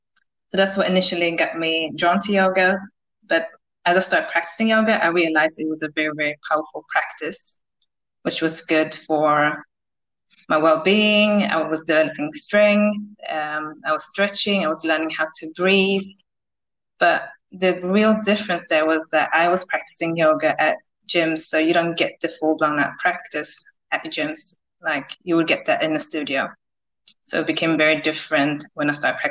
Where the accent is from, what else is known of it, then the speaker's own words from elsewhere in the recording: Sweden; also born or lived in United Kingdom; I grew up in Sweden, which is also where I live today.